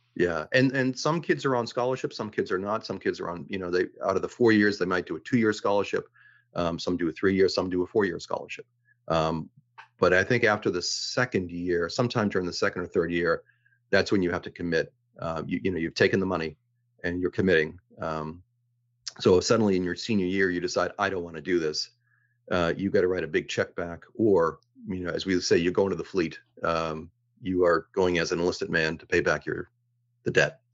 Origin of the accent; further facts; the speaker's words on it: Boston, Massachusetts, United States; moved away as an adult; also born or lived in Reykjavik, Iceland; I grew up, I was born in Dorchester, grew up in the Rosendale neighborhood